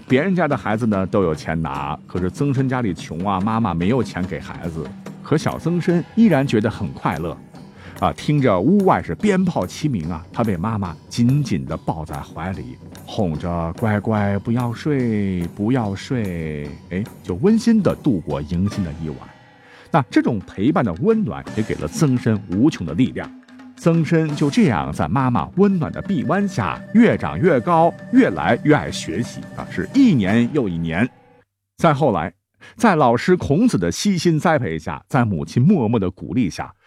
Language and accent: Chinese; China; 我们中国人